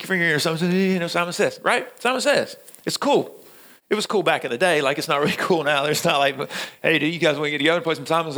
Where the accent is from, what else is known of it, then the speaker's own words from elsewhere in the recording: Middle Georgia, United States; moved away; I'm from Middle Georgia, and we don't see snow. Like, the last time, it's been 10 years since it snowed in my hometown.